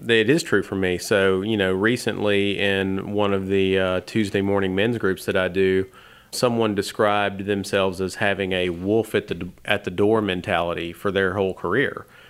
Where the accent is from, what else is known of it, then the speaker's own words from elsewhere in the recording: Tennessee, United States; moved away as an adult; also born or lived in Alabama; growing up in Tennessee and then going to college in Alabama